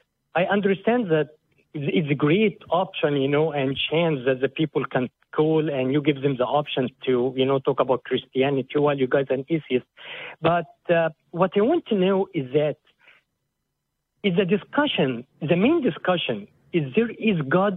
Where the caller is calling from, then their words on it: California, United States; I'm calling from California.